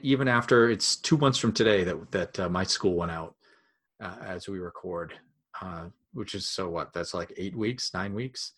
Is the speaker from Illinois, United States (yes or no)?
no; Maine, United States; we're from Maine